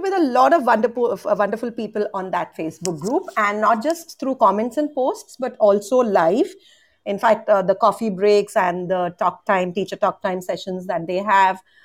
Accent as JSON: {"language": "English", "town": "Mumbai", "region": "Maharashtra", "country": "India", "said": "I'm from India too"}